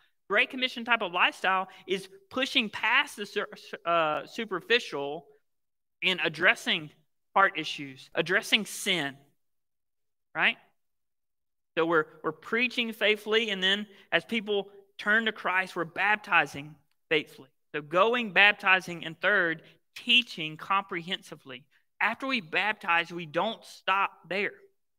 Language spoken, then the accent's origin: English; the South, United States; So I grew up in the South, the Bible Belt, where Southern niceness, right?